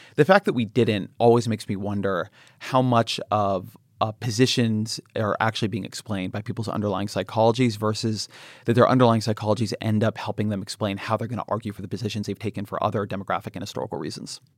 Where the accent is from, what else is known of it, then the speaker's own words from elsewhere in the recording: Irvine, California, United States; I grew up in Southern California. I grew up in Irvine